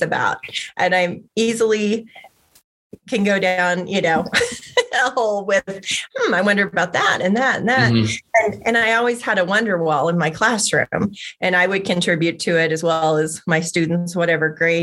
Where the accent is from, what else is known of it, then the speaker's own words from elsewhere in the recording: Oklahoma, United States; moved away; I grew up in Oklahoma, where all my family still remains